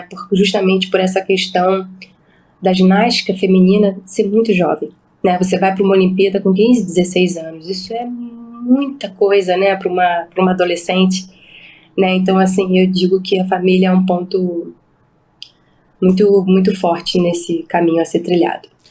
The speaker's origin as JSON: {"language": "Portuguese", "region": "Rio de Janeiro", "country": "Brazil", "tie": "born or raised there", "said": "era um Pan-Americano que era na minha cidade, onde eu nasci, era uma oportunidade da minha família estar presente"}